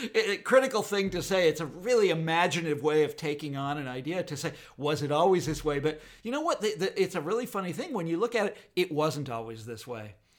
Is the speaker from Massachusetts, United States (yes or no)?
no; Kansas, United States; I lived in Kansas, which was always Republican